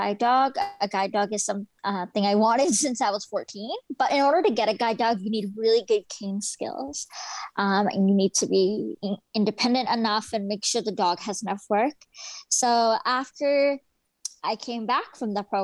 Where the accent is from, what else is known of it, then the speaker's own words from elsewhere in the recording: Aldergrove, British Columbia, Canada; I also come from a small town. I'm from Aldergrove, and it's very rural. Not a lot of services out here